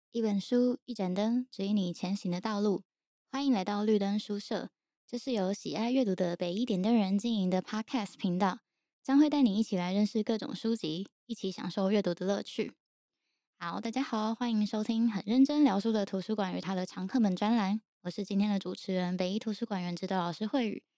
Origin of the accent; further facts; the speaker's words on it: Taiwan; 毕竟我们都是成长于台湾和平年代的人